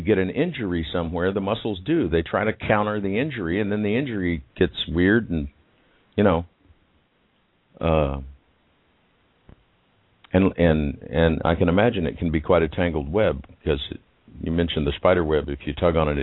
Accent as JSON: {"language": "English", "town": "Houston", "region": "Texas", "country": "United States", "tie": "born or raised there", "said": "I grew up in River Oaks"}